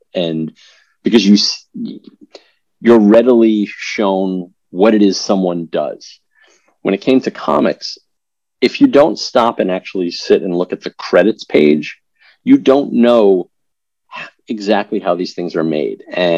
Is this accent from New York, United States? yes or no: yes; New York, United States; I'm originally from New York. I don't have the traditional New York accent, even though I grew up on Long Island